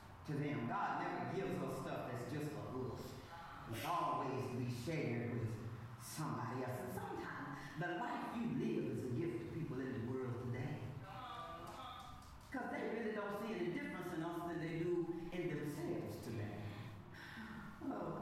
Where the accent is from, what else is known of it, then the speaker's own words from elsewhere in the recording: Compton, California, United States; I'm from Compton.